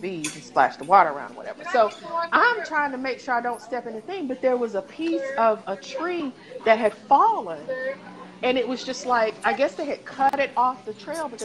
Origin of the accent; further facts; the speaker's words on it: East Tennessee, United States; moved away; I'm from East Tennessee, right? So one of the things we do is go hiking. And it's like a school. So, yeah, our school field trips, we went like hiking off in the mountains